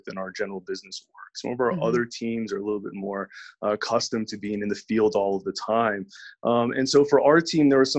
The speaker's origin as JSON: {"language": "English", "region": "Virginia", "country": "United States", "moved": "as an adult", "lives_now": "Denver, United States", "said": "I'm originally from Virginia and relocated out here to Denver back in 2012"}